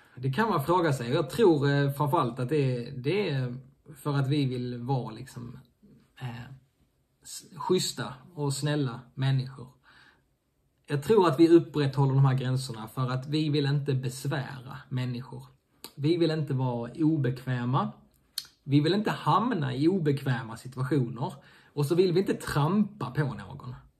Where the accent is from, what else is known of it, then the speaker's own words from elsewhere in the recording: Sweden; also born or lived in Helsingborg; oss svenskar